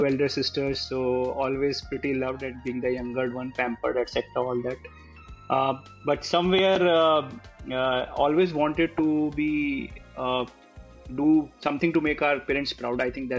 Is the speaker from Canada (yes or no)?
no; Western Uttar Pradesh, India; also born or lived in Kanpur / Lucknow / Vrindavan / Muzaffarnagar; I grew up in UP, primarily Western UP. I was born in Kanpur, then studied in Lucknow, then stayed in small places like Vrindavan, Muzaffarnagar, Agra, etc. And it's due to my father was in UP police